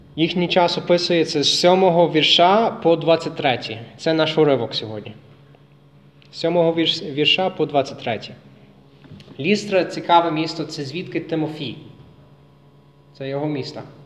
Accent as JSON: {"language": "Ukrainian", "country": "United States", "second_language": "Ukrainian", "moved": "yes", "lives_now": "Lviv, Ukraine", "said": "я американець е, з Америки"}